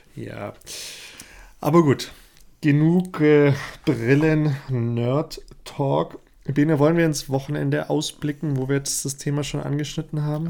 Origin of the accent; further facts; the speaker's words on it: Swabia, Germany; als Schwabe